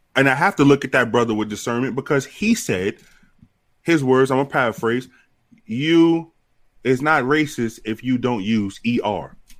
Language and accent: English; New York City, New York, United States; I was raised around multiple races. I'm from, I'm from the Bronx.